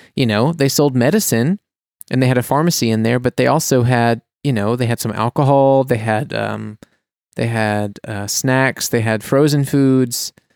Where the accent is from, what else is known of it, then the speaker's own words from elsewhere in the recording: United States; now in Germany; as an American